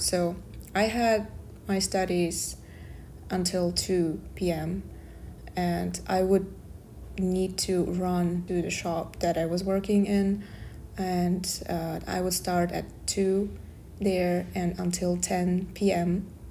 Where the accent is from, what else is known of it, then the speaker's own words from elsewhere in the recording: Kazakhstan; English is a second language; moved away as an adult; now in Darmstadt, Germany; I'm from Kazakhstan, Central Asia